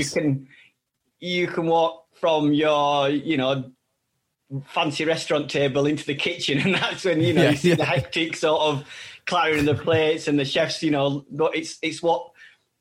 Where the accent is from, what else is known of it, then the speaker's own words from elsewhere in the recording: Bradford, Yorkshire and the Humber, United Kingdom; moved away as an adult; also born or lived in France; We set up here in Bradford, in my hometown